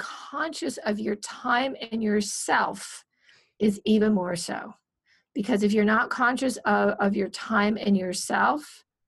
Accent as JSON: {"language": "English", "region": "Minnesota", "country": "United States", "moved": "yes", "lives_now": "California, United States", "said": "I'm from Minnesota. I don't like the cold. There's a reason I'm in California."}